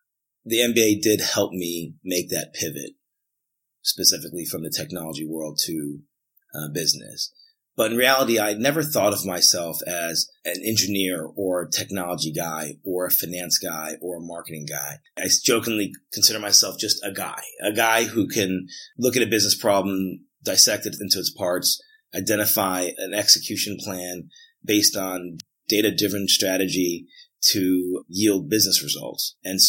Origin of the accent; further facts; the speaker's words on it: Atlanta, Georgia, United States; also born or lived in North Jersey / South Jersey / Huntsville / Chicago; I'm originally from Atlanta. I have moved quite a bit away from Atlanta and back to Atlanta several times, but Atlanta's always been a place that I consider home.